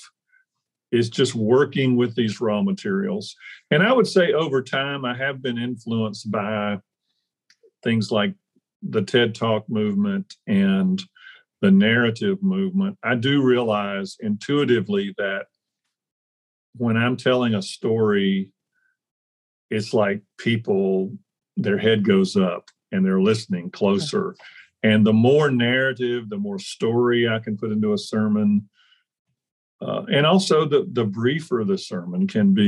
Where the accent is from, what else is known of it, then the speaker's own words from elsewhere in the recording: Deep South, United States; I grew up in the Deep South